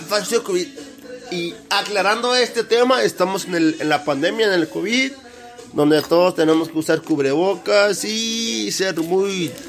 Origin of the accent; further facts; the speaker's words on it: Saltillo, Coahuila, Mexico; yo soy de Saltillo, Coahuila y son tres calles